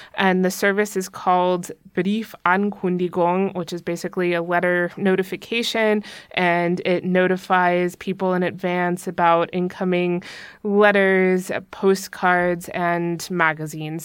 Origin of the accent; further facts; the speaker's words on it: United States; now in Germany; as American